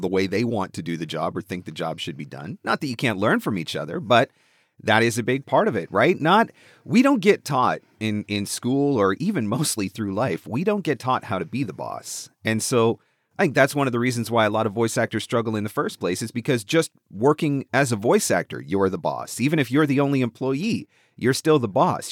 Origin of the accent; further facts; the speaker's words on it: Canada; I'm just Canadian